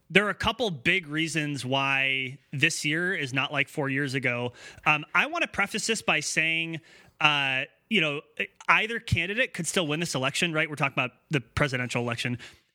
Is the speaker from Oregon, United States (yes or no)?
yes; Corvallis, Oregon, United States; we grew up in a very, very white town. I mean, we grew up in Corvallis, Oregon, and especially when we were kids in the early 90s, not super diverse at all.